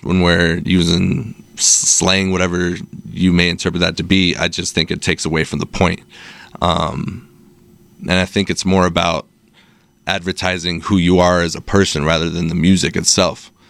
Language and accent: English; Salt Lake City, Utah, United States; Born and raised eight oh one, shout out. Uh, moved around a little bit throughout, uh, elementary, but been here since middle school, so fifteen years now. Um, yeah, Salt Lake's my home, never leaving